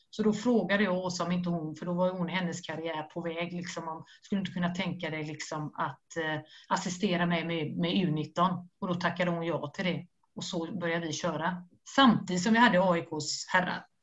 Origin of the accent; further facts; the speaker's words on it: Skellefteå, Västerbotten County, Sweden; now in Stockholm, Sweden; jag har precis flyttat till Stockholm, det är inte så att du behöver en, en målvaktstränare, jag kommer från, från Skellefteå.